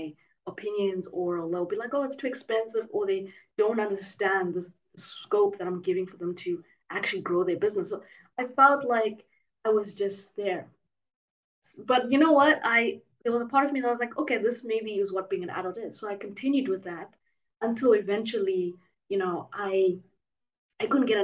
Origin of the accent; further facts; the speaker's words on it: Zimbabwe; now in Mauritius; I was born and raised in Zimbabwe